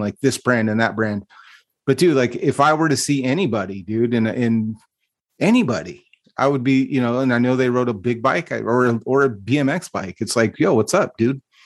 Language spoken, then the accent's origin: English; Stockton, California, United States; Growing up in Stockton, you, like, I don't think it's any secret that it is a rough place to live, and it's a rough place to grow up